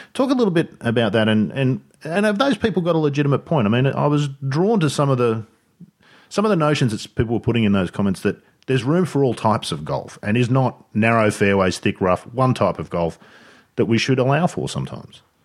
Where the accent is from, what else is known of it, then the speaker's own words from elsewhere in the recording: Sydney, New South Wales, Australia; moved away; growing up in Sydney